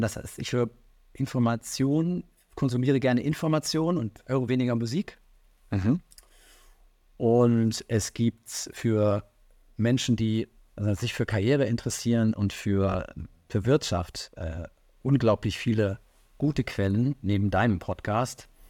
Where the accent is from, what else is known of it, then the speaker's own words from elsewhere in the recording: Rhineland, Germany; now in Hamburg, Germany; ich komme ja aus dem Rheinland